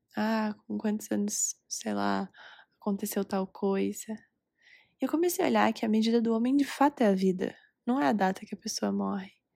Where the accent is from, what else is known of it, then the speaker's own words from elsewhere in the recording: Recife, Pernambuco, Brazil; now in Curitiba, Brazil; Gravando esse episódio diretamente de Recife, minha terra natal